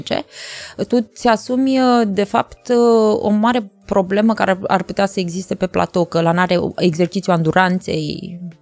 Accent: Iași, Iași County, Romania; eu sunt o fată o fată totuși de la Iași

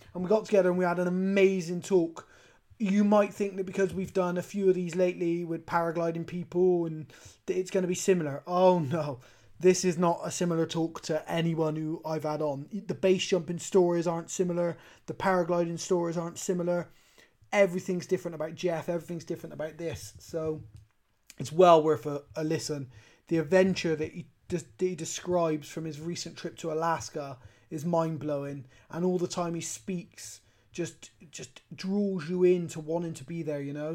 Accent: Bristol, South West England, United Kingdom; I'm from a place called Bristol in the UK

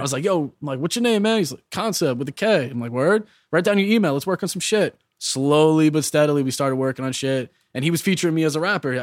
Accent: New York, United States; also born or lived in Long Island; I'm from New York

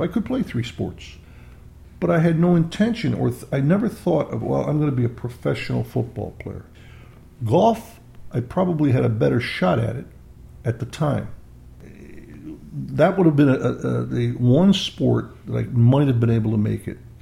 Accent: East Rochester, New York, United States; I was born in 1941 in Rochester, New York, but lived in a small suburb called East Rochester

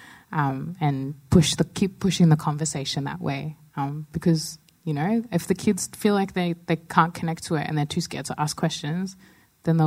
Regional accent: Pinjarra, Western Australia, Australia; I grew up in WA in the South Coast, about an hour south of Perth and 30 minutes inland, right near Pinjarra

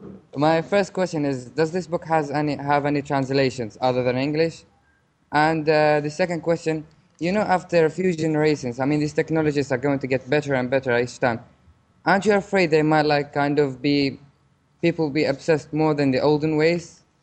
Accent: Oman; English is a second language; from Oman.

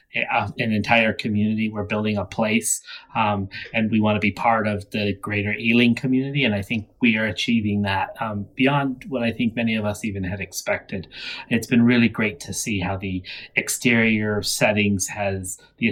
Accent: United States; I'm an American

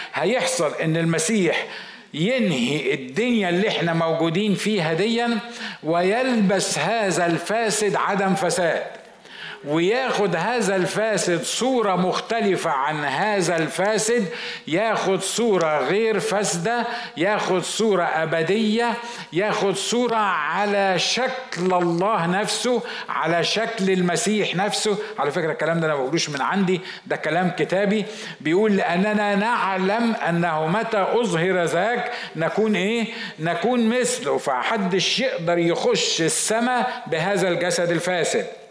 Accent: Egypt; عندنا في مصر

